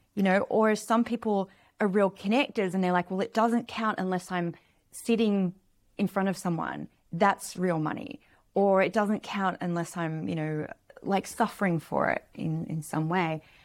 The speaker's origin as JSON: {"language": "English", "country": "Australia", "tie": "born or raised there", "said": "I grew up in Australia in a small town, a small beach town"}